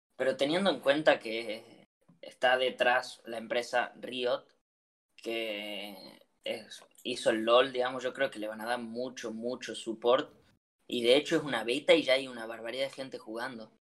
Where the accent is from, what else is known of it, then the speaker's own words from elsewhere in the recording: Argentina; adolescente argentino